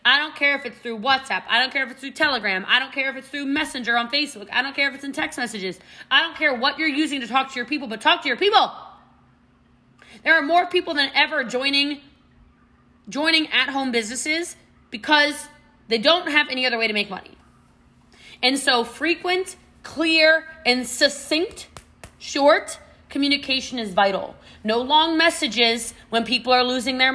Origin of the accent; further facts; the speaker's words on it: Maryland, United States; now in Texas, United States; I'm from Maryland originally. I live in Texas now.